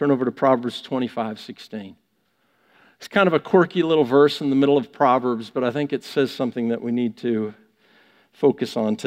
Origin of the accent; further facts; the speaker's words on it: Vancouver, British Columbia, Canada; I'm from Western Canada, from Vancouver